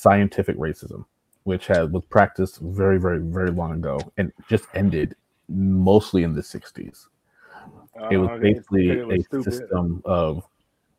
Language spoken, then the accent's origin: English; United States; as an American